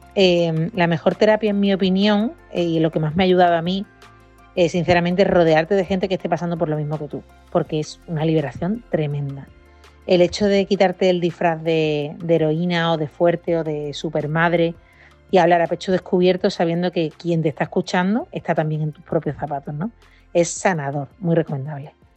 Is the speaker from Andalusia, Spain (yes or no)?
yes; Huelva, Andalusia, Spain; now in Madrid, Spain; yo soy de Huelva, estoy aquí en Madrid por trabajo únicamente